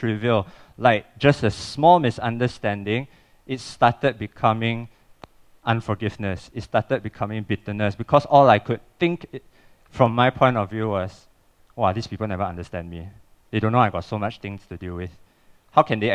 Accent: Cheras, Selangor, Malaysia; I'm from Cheras. I grew up with that.

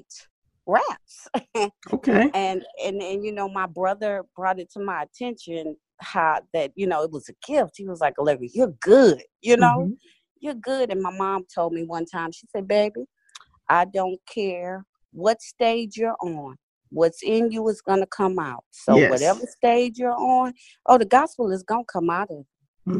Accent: Houston, Texas, United States; I'm a kid from Houston, Texas

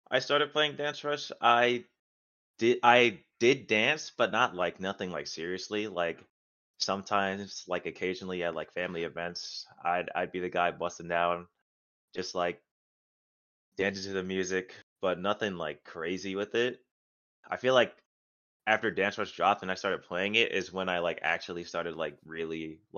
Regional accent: Maryland, United States; also born or lived in North Carolina; now in Florida, United States; I'm originally from Maryland. I moved to North Carolina, and then I came up to here.

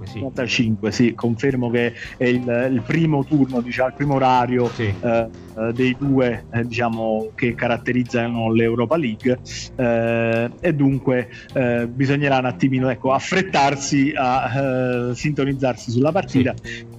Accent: Naples, Campania, Italy; siamo tifosi del, del Napoli, siamo napoletani

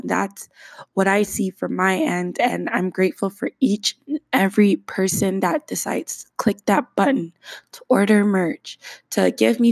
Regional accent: Canada; As a Canadian

